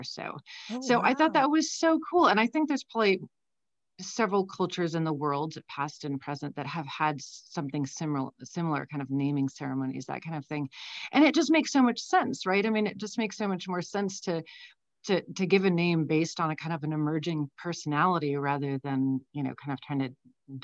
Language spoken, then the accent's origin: English; San Francisco, California, United States; also born or lived in Brussels, Belgium; I grew up in San Francisco. So from the time I was like 3 and a half until I went to college, I was in San Francisco